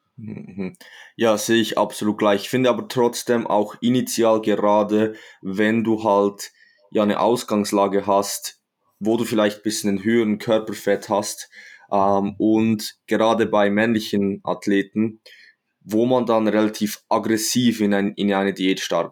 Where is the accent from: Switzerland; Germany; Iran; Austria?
Switzerland; Ich komme aus der Schweiz, wie man wahrscheinlich unschwer ähm, hört